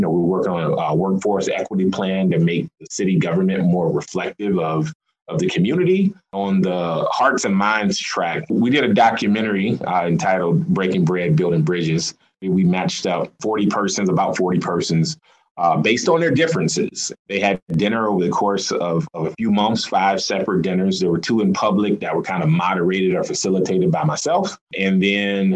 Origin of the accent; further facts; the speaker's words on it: South Carolina, United States; now in Des Moines, United States; I am from South Carolina.